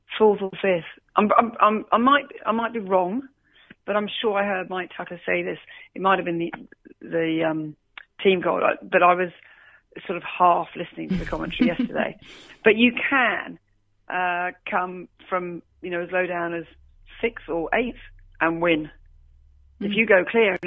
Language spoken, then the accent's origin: English; Australia; I am Australian